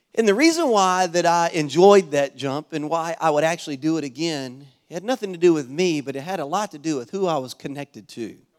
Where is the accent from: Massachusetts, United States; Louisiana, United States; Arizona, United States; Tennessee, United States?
Louisiana, United States; now in Florida, United States; I'm originally from Louisiana